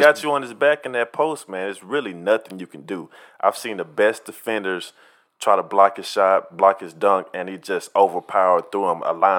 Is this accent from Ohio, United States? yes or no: yes; Ohio, United States; We get a bad rap for that because we're from Ohio.